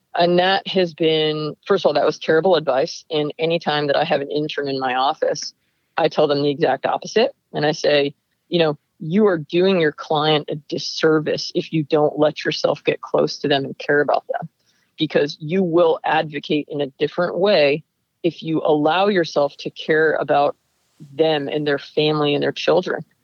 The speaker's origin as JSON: {"language": "English", "town": "Lake Peekskill", "region": "New York", "country": "United States", "tie": "born or raised there", "moved": "yes", "lives_now": "Livermore, United States", "said": "The name of the town I grew up in is called Lake Peekskill."}